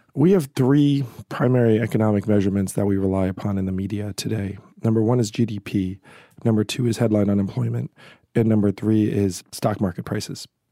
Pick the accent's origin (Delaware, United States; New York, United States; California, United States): New York, United States; Schenectady; I was born in Schenectady, New York